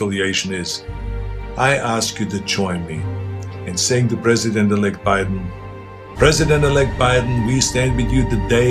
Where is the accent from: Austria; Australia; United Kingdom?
Austria; now in United States; I grew up in Austria